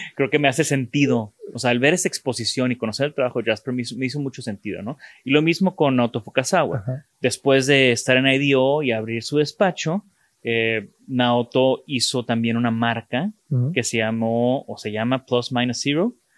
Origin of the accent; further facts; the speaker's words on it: Mexico; de México